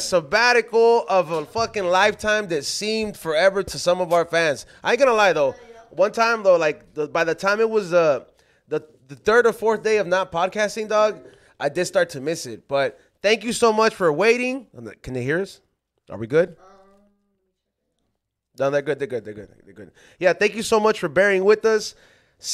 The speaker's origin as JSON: {"language": "English", "town": "Los Angeles", "region": "California", "country": "United States", "said": "I'm from South Central"}